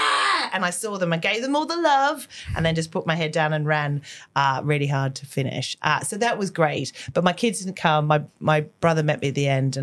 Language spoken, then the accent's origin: English; Australia; moved away; I'm Australian. So like sport and that whole, running culture was very present when I was younger